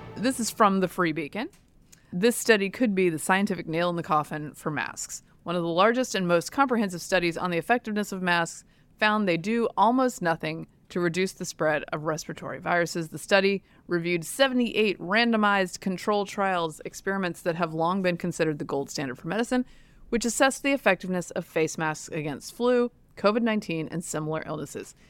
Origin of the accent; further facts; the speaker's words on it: Durham, North Carolina, United States; I grew up in Durham, North Carolina